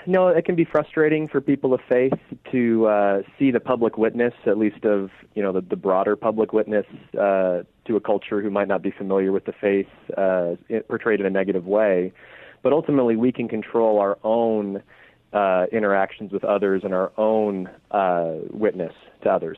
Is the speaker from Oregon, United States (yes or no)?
yes; Oregon, United States; I'm from Oregon, so I'm an Oregon Ducks fan